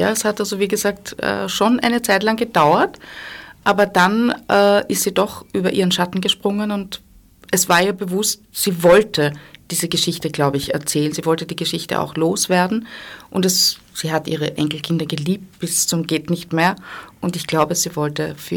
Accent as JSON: {"language": "German", "town": "Dillenburg", "region": "Hesse", "country": "Germany", "tie": "born or raised there", "said": "Ich bin in Deutschland aufgewachsen, ich bin in Dillenburg geboren. Das ist wahrscheinlich ein kleiner Ort."}